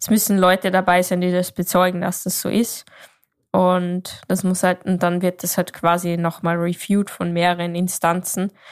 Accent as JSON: {"language": "German", "region": "Salzburg", "country": "Austria", "said": "Ich komme aus Österreich, mhm."}